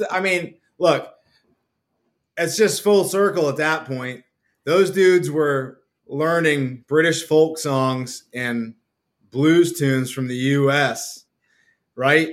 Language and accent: English; Old Town, Maine, United States; we're from Old Town Maine. You grew up you know, ten, two streets over from where I, you know I grew up, and my boy grew up